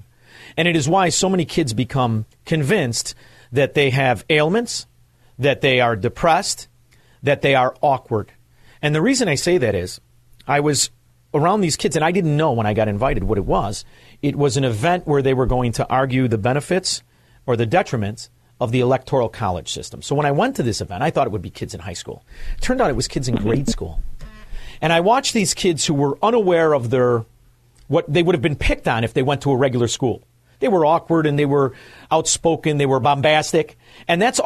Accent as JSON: {"language": "English", "town": "Chicago", "region": "Illinois", "country": "United States", "moved": "yes", "said": "as a Chicagoan, formerly a Chicagoan"}